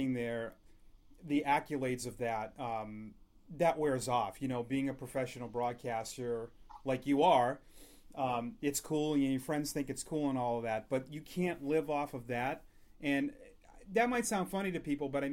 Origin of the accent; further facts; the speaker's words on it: Massachusetts, United States; I grew up in Massachusetts, so I grew up listening and watching the Red Sox guys